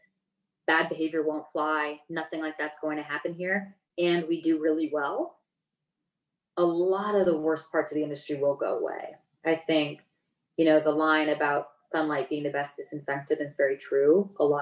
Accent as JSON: {"language": "English", "country": "United States", "tie": "born or raised there", "said": "I grew up in Lake Tahoe, so it's literally beach and mountain in the same place"}